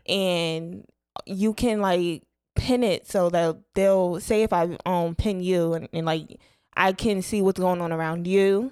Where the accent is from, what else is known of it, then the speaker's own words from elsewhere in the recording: Bergen County, New Jersey, United States; moved away; I'm from North Jersey, right outside New York